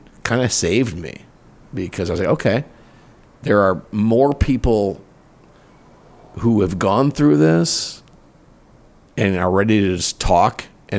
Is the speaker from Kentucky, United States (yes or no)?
no; Minneapolis, Minnesota, United States; moved away as an adult; also born or lived in Chicago, Illinois / Wisconsin; now in Carlsbad, United States; I grew up in, I was born in Chicago. I grew up in Minneapolis. I had small town market radio jobs until I came here.